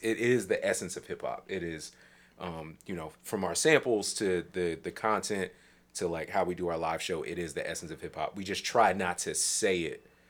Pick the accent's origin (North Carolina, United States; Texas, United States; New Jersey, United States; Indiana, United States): New Jersey, United States; I'm from New Jersey.